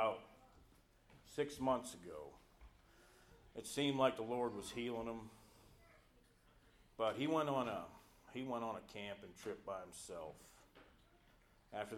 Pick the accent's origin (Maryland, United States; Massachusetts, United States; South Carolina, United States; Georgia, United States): South Carolina, United States; I'm from South Carolina.